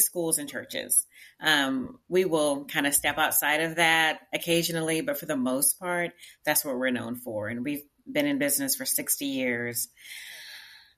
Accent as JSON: {"language": "English", "town": "Tyler", "region": "Texas", "country": "United States", "also_born_or_lived": "Houston, Texas / Prairie View, Texas", "moved": "as an adult", "lives_now": "Richmond, United States", "said": "I am from East Texas. I'm from Tyler, Texas, not too far from Dallas"}